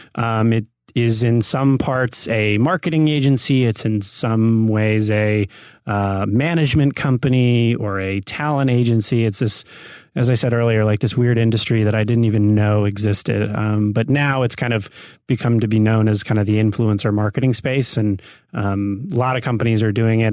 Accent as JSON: {"language": "English", "region": "Michigan", "country": "United States", "tie": "born or raised there", "also_born_or_lived": "New York", "moved": "as an adult", "lives_now": "Los Angeles, United States", "said": "growing up in Michigan and then spending some years in, in New York"}